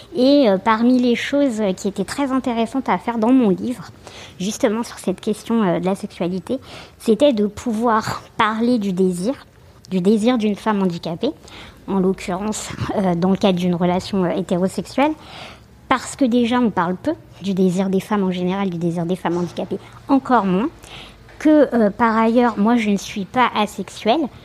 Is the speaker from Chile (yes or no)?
yes; Santiago, Santiago Metropolitan Region, Chile; now in Paris, France; je suis née à Santiago du Chili